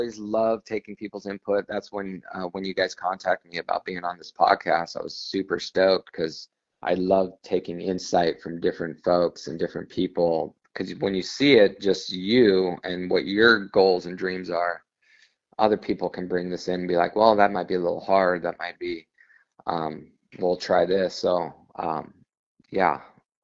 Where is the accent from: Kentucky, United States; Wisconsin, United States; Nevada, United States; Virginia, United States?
Nevada, United States; Las Vegas; now in San Diego, United States; I was born and raised in Las Vegas